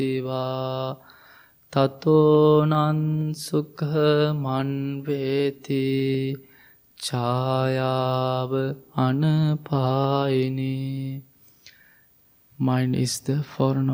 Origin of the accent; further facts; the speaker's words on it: Sri Lanka; English is a second language; moved away as an adult; I'm originally from Sri Lanka